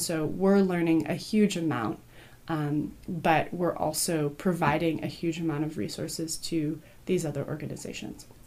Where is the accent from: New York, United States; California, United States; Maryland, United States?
California, United States; Berkeley; I grew up in Berkeley too.